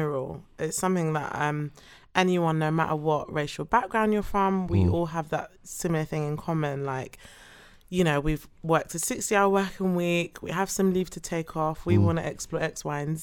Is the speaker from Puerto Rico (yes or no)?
no; London, United Kingdom; accent: British; Hackney. Born and bred.